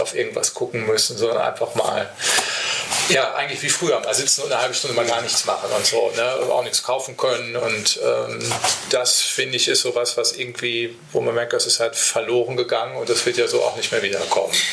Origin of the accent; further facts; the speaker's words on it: Paderborn, North Rhine-Westphalia, Germany; moved away; Paderborn, also jetzt meine Heimatstadt